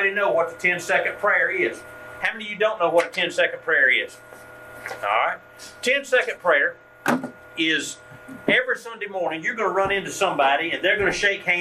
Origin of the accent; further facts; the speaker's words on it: Rutledge, Georgia, United States; moved away as an adult; also born or lived in Douglasville, Georgia; Rutledge, where I now live, my hometown.